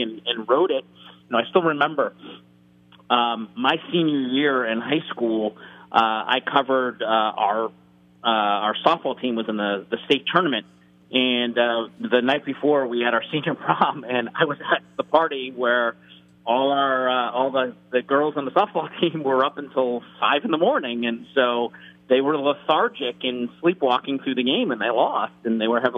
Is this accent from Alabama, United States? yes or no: no; Boston, Massachusetts, United States; When I was growing up in Boston